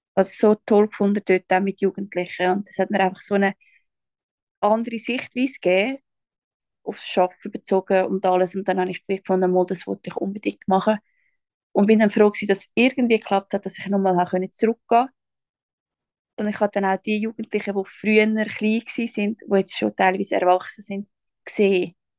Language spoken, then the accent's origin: German; Schwyz, Switzerland; moved away as an adult; now in Zurich, Switzerland; bin aufgewachsen im Kanton Schweiz